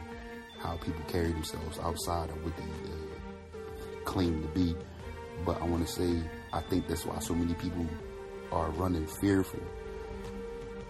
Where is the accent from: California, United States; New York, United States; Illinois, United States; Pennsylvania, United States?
Pennsylvania, United States; Philadelphia; moved away; growing up in Philly